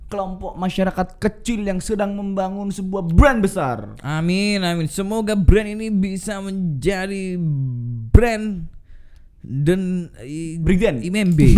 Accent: Surabaya, East Java, Indonesia; karena kita asli Surabaya dewi karek Surabaya 17 Agustus anak Surabaya

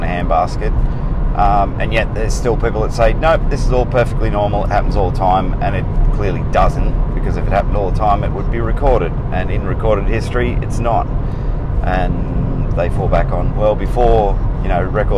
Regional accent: Australia; I'm Australian

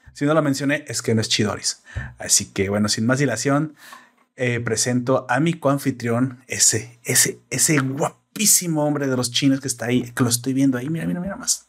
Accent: Mexico; yo soy mexicano

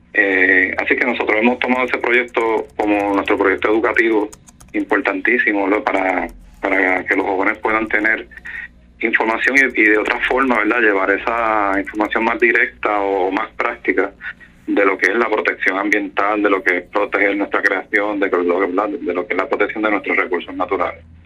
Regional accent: Salinas, Puerto Rico; yo soy del pueblo de Salinas, he vivido toda mi vida aquí en Salinas

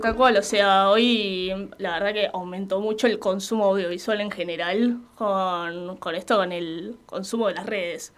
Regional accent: Avellaneda, Buenos Aires Province, Argentina; yo también soy de acá de Avellaneda

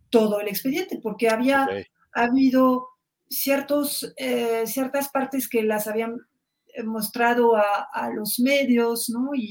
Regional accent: Mexico; Y yo en ese momento nada más tenía prejuicios como muchos mexicanos

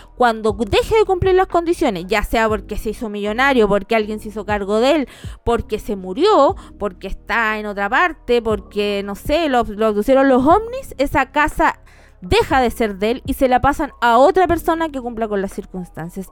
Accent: Chile; also born or lived in Argentina; cuando llegué a Chile, si bien mis papás eran chilenos, eh, mi background era argentino

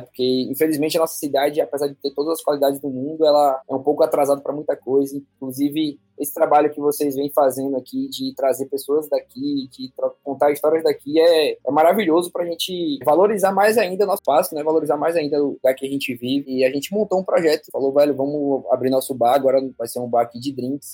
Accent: Bahia, Brazil; eu sou, sou baiano, sou feliz demais de ter nascido aqui na Terrinha.

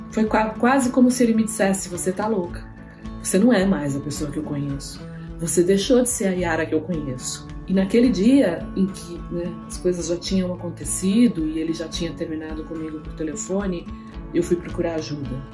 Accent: São Paulo, Brazil; nasci aqui em São Paulo

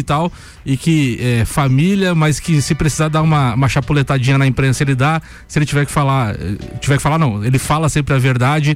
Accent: Brazil; a gente às vezes, como brasileiro

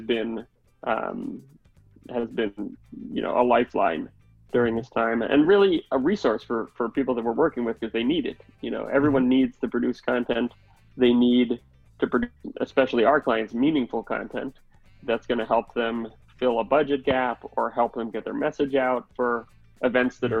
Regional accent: New York City, New York, United States; I grew up in Manhattan

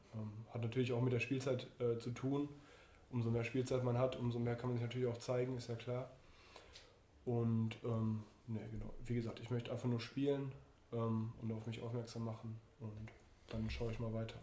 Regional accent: Duisburg, North Rhine-Westphalia, Germany; in meine Heimat ähm, zum MSV Duisburg

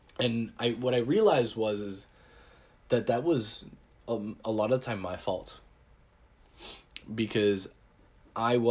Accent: Texas, United States; I'm from Texas. It's flat as heck.

